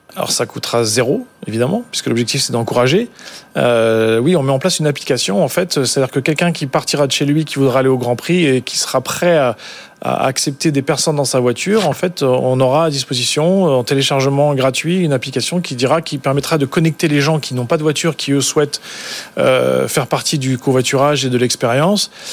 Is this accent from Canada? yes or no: no; France; en tant que Français